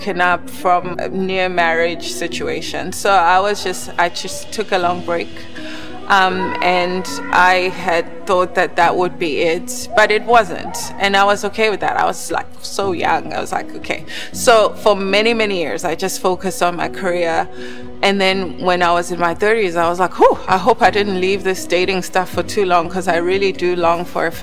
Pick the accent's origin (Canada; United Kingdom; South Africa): South Africa; I grew up in South Africa to a professional couple